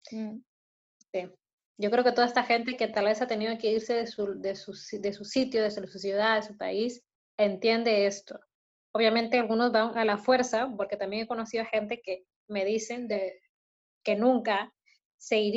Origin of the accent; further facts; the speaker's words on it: Mendoza, Argentina; pensaban que yo era argentina y era como, ¿what? ¡Soy de Mendoza?